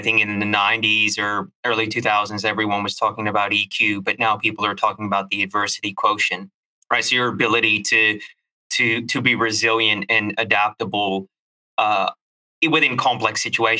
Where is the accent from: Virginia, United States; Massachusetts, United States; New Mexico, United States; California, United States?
California, United States; Vallejo; So I'm from Vallejo